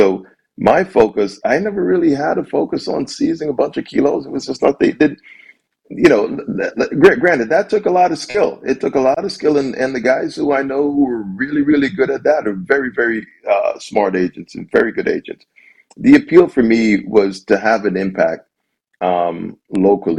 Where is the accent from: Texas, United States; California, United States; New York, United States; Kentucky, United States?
New York, United States; New York City; moved away as an adult; also born or lived in Jamaica / Baltimore, Maryland; now in Detroit, United States; I grew up in Brooklyn. I love the city.